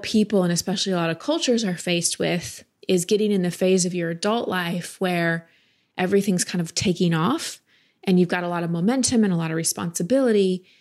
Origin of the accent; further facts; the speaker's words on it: United States; I was raised here in America